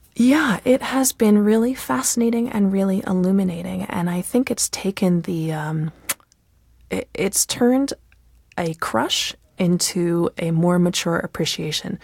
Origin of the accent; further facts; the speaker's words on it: United States; as an American